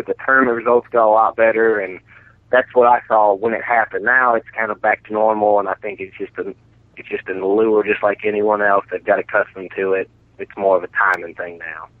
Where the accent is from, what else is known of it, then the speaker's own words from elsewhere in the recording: Colorado, United States; moved away as an adult; also born or lived in Winchester, Virginia; my family moved to Colorado when I was eight